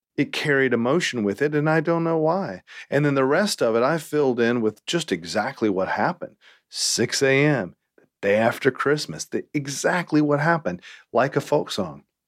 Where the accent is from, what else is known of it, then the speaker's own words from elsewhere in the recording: Winston-Salem, North Carolina, United States; also born or lived in Greensboro, North Carolina; I'm from North Carolina